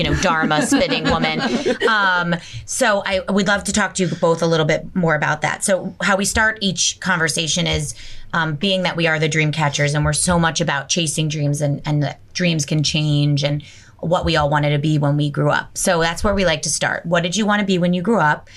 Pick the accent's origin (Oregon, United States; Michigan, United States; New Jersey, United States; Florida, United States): New Jersey, United States; Bergen County; moved away; We're all from Bergen County